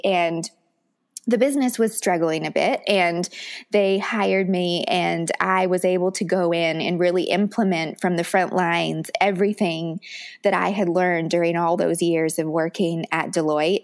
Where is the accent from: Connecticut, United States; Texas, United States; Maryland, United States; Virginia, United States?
Virginia, United States; Richmond; where I grew up in Richmond, Virginia